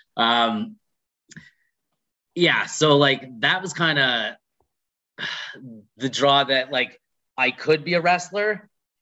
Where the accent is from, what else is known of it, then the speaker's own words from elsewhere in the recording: Red Deer, Alberta, Canada; I'm from Red Deer